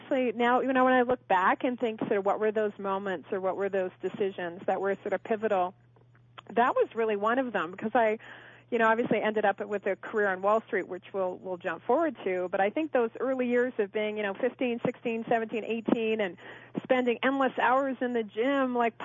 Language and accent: English; Kelowna, British Columbia, Canada; also born or lived in Connecticut; now in Park City, United States; I did grow up in British Columbia, Canada, actually, a small town called Kelowna